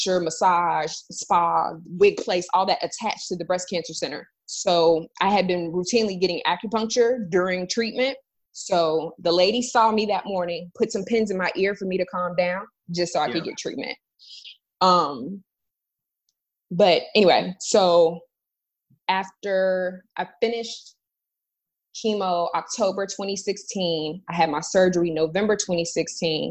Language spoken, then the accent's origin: English; Florida, United States; moved away; I'm originally from Florida, so I was about 4 hours away from my hometown